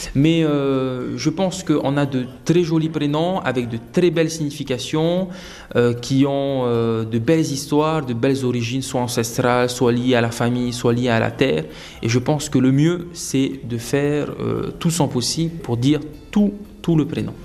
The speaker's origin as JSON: {"language": "French", "region": "Windward Islands", "country": "French Polynesia", "tie": "born or raised there", "also_born_or_lived": "Austral Islands"}